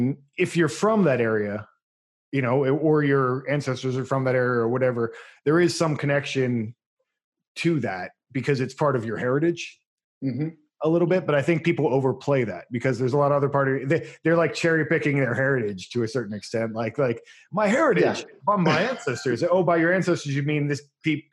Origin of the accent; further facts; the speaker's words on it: Pennsylvania, United States; now in Oregon, United States; I'm from Pennsylvania originally. I'm a Yankee